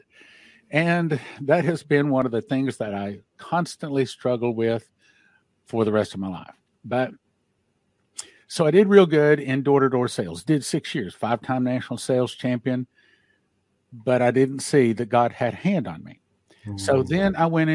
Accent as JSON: {"language": "English", "town": "Odessa", "region": "Texas", "country": "United States", "tie": "born or raised there", "said": "I grew up in Odessa, Texas"}